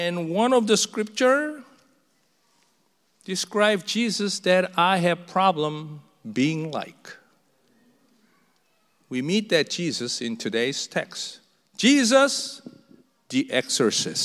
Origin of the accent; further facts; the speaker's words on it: South Korea; English is a second language; moved away as an adult; now in United States; a new church in a foreign land where I just learned to speak in their tongue about less than 3 years in America. I was from Korea